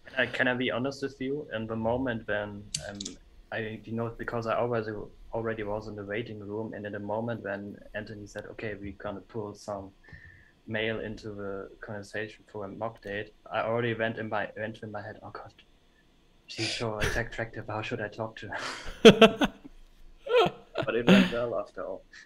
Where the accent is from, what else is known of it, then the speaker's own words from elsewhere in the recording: Germany; I'm from Germany